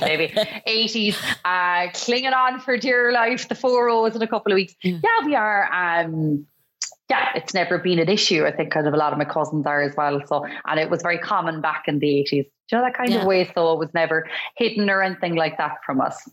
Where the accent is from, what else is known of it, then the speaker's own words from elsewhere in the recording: Cork, Munster, Ireland; I come from Cork.